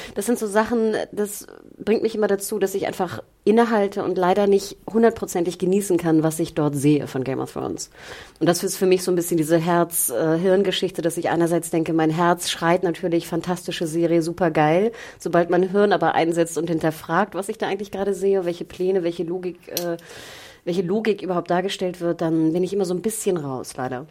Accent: Berlin, Germany; wir als Berliner

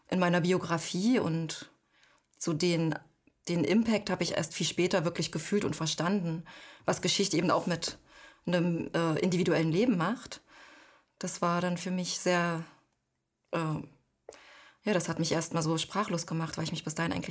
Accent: East Germany, Germany; Und da habe ich dann angefangen eher zu sagen, ich komme aus Ostdeutschland. Und das wurde dann auch so ein bisschen Teil meiner Identität. Aber das habe ich erst im Ausland gemerkt.

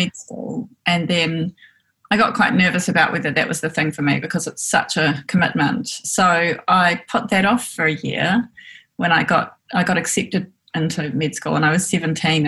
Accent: Auckland, New Zealand; also born or lived in Port Waikato / Dunedin; I grew up in West Auckland

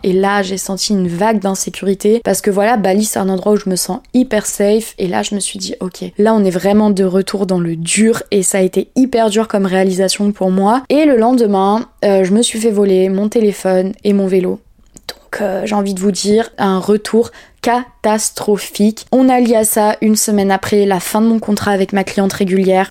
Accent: Bordeaux, Nouvelle-Aquitaine, France; also born or lived in Paris; now in Lacanau, France; je viens de Bordeaux à la base et la Cano c'est à côté de Bordeaux

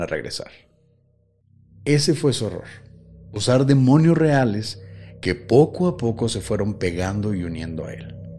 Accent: Mexico; somos mexicanos

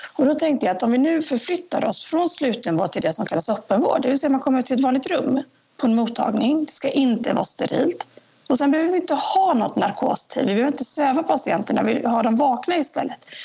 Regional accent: Jönköping, Jönköping County, Sweden; also born or lived in Stockholm; Och då hamnade de i Jönköping. Eh, och så växte jag upp här.

